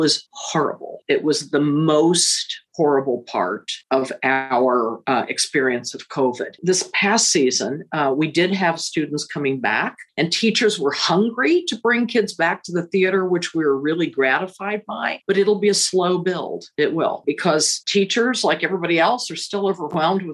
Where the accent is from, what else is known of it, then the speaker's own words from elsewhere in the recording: Central Illinois, United States; also born or lived in Chicago, Illinois; now in Indianapolis, United States; I was raised in Central Illinois